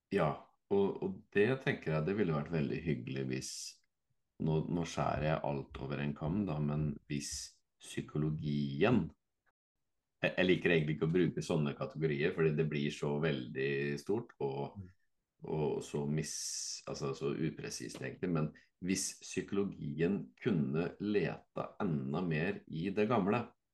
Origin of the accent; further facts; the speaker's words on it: Fredrikstad, Viken, Norway; så er jo jeg fra Fredrikstad